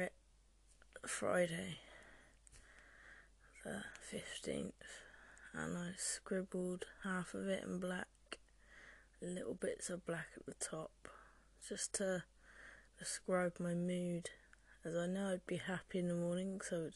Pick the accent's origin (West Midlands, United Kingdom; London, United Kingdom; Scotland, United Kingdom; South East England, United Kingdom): South East England, United Kingdom; Oxford; now in Cornwall, United Kingdom; I am from Oxford